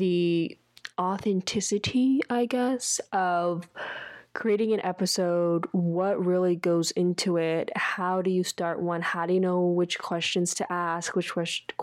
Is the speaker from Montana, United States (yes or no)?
no; Dallas–Fort Worth area, Texas, United States; I was born and raised in Texas in the DFW area